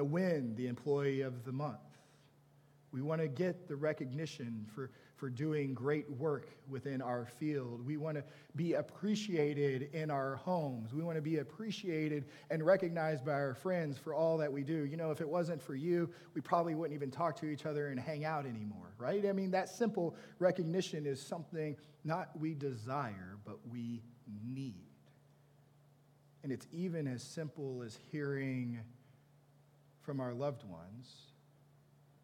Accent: Texas, United States; I'm from Texas. I say ain't and y'all, and all y'all means all of you

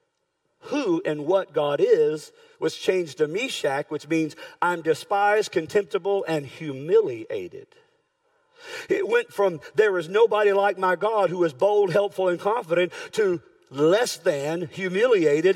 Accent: United States; I'm an American born, red-blooded right here

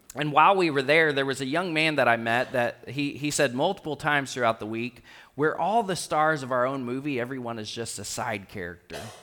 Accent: Rockport, Texas, United States; I grew up in Rockport, Texas

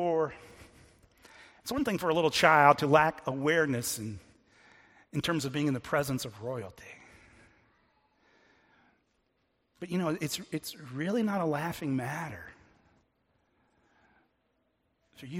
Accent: United States; we're all American

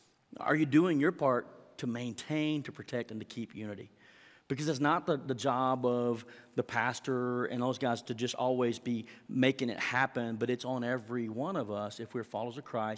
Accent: Oklahoma, United States; I was raised in Southwest Oklahoma, and you know, everyone, we're kids.

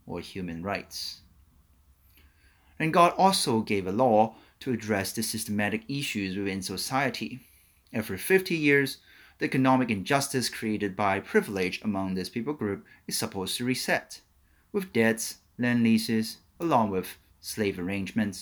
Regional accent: Hong Kong; growing up in Hong Kong with extended family

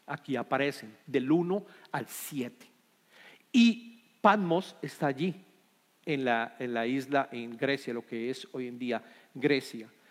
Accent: Colombia; somos colombianos

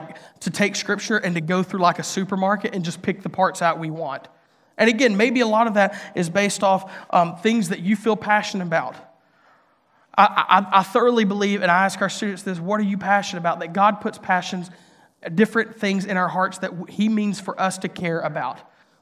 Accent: Mississippi, United States; now in Nashville, United States; I grew up in Northeast Mississippi in a public school. I went to a community college, got to stay at my home church because

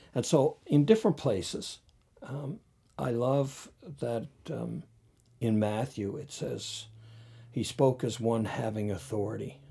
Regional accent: North Sydney, Nova Scotia, Canada; I grew up in North Sydney

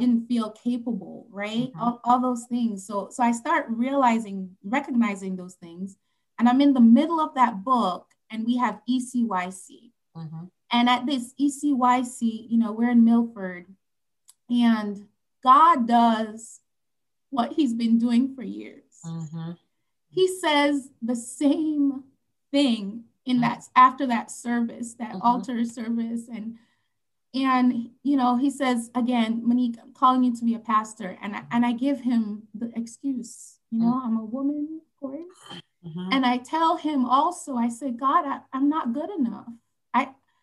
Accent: Saint Andrew, Jamaica; moved away; also born or lived in Kingston, Jamaica; we're from St. Andrew, and then moved to Kingston later on

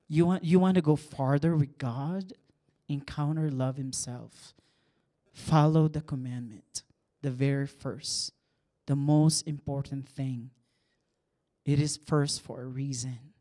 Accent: San Juan, Calabarzon, Philippines; now in Kansas City, United States; I was born and raised in the Philippines and, um, small town. It's called Saint John, San Juan, Batangas.

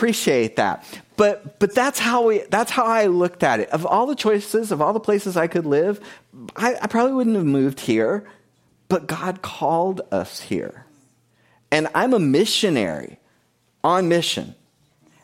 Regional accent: South Florida, United States; moved away as an adult; also born or lived in Key West, Florida; I grew up in South Florida. I was born in Key West, Florida

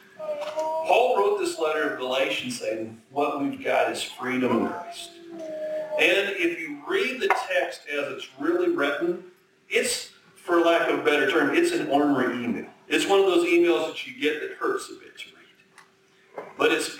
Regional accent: Minnesota, United States; also born or lived in abroad / Chicago; now in North Dakota, United States; I grew up in Minnesota, spent 20 years abroad, 19 I guess

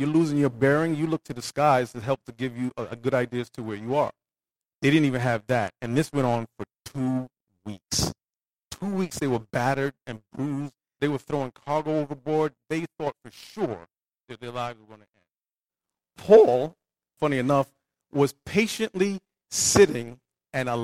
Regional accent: New York City, New York, United States; I grew up in Brooklyn, New York.

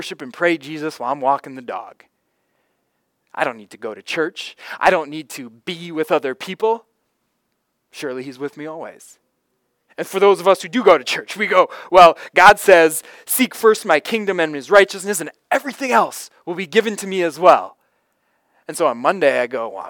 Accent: Florida, United States; a little boy growing up in Florida

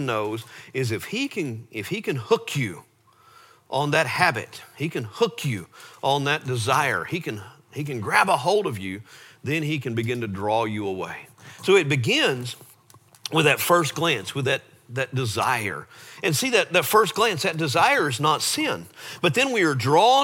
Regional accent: Lake Travis, Texas, United States; we grew up on Lake Travis

